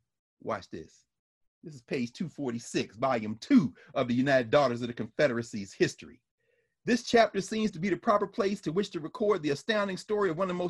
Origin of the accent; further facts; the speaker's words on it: Nigeria; I'm Nigerian. Let me tell you, that's what they call the Brothers War in Nigeria.